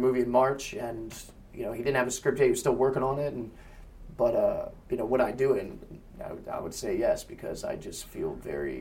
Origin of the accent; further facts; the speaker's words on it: Florida, United States; I'm from Florida, and I lived in the Manatee capital of the world